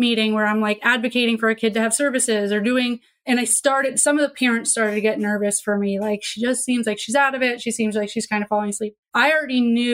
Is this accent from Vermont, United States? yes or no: yes; Vermont, United States; I grew up in Vermont too, super liberal